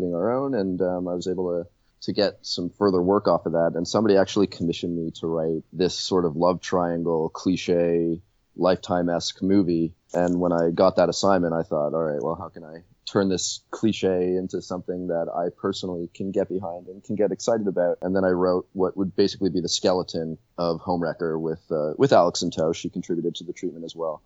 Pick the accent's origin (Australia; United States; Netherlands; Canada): Canada; Toronto, Ontario; having been born and raised in Toronto